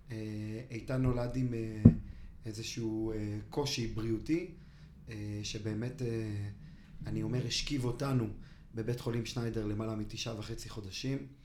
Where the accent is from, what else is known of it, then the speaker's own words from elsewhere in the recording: Ra'anana, Central District, Israel; also born or lived in Kfar Saba; ברעננה. כן. אה, גדלתי כמה שנים בכפר סבא. אימא שלי מכפר סבא, אבא מרעננה, משפחה מאוד מאוד ותיקה ברעננה